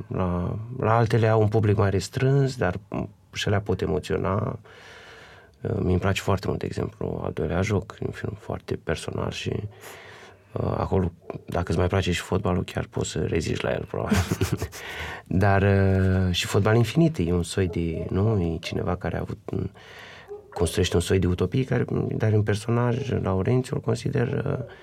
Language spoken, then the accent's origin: Romanian; Vaslui, Vaslui County, Romania; sunt din Vaslui